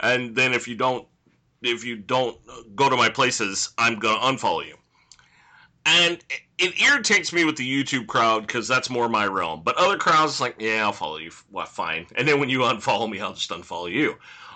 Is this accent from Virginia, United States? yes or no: no; California, United States; as a Californian